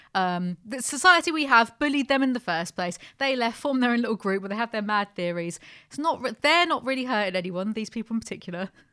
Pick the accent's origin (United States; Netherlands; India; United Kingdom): United Kingdom; I'm very British